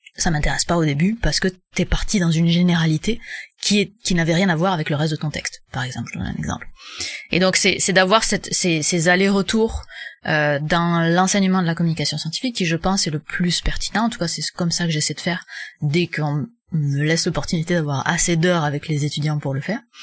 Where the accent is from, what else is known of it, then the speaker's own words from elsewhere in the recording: France; moved away as an adult; now in Quebec, Canada; je suis française mais j'habite au Québec